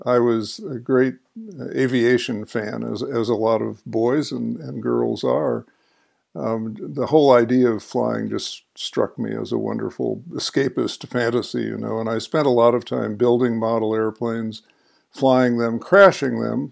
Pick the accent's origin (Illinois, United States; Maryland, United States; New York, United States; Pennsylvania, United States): Illinois, United States; Chicago; in the home in which I grew up on the North Shore of Chicago